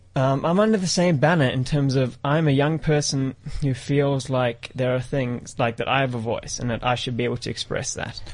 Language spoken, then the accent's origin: English; South Africa; in terms of my being part of like being a South African, to an extent I am, but to an extent I'm not.